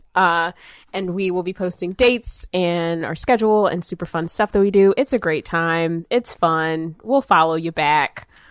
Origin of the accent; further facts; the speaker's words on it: outside of Atlanta, Georgia, United States; also born or lived in Marietta / New York City; growing up, I grew up outside of Atlanta